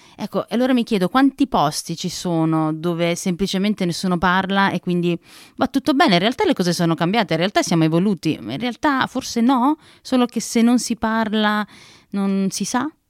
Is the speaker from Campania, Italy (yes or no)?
yes; Naples, Campania, Italy; now in Trentino, Italy; sono napoletana, sono cresciuta a Napoli